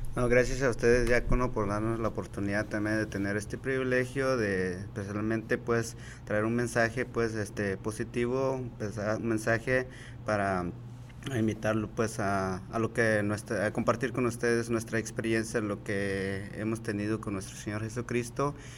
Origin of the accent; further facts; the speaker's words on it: Guatemala; moved away as an adult; now in United States; me vine desde Guatemala, tenía 19 años